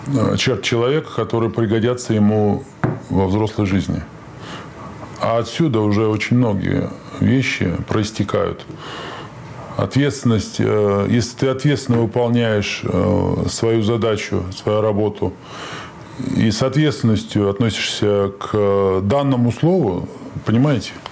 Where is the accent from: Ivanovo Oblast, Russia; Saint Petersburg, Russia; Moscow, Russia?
Saint Petersburg, Russia; Я петербуржец